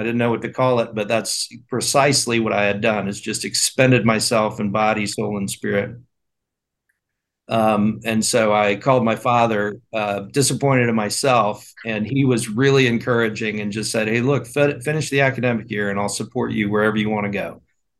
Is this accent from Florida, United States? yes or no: no; West Point, New York, United States; So I grew up in Arvin Gym at West Point, running around, rolling around, shooting buckets.